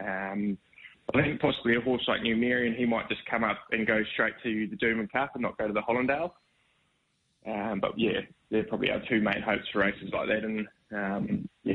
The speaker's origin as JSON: {"language": "English", "country": "New Zealand", "moved": "as an adult", "lives_now": "Brisbane, Australia", "said": "I'm obviously from New Zealand, worked for Stephen Marsh over there"}